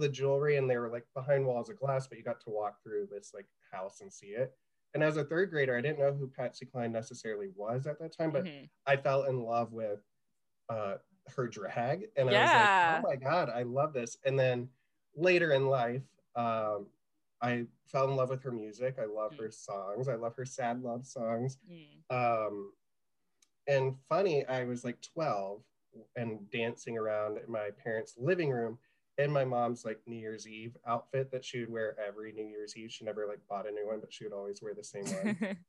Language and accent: English; South Carolina, United States; also born or lived in Winchester, Virginia; so I'm from South Carolina originally, but like I said, I was moving up and down the East Coast.